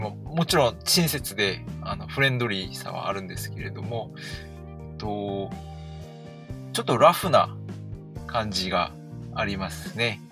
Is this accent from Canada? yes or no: yes; Canada; moved away as an adult; also born or lived in South Korea / Sapporo, Japan / Tokyo, Japan; 生まれは韓国なんですけど、えっ、ー、と、子供の時、家族がカナダに移住してきて、カナダに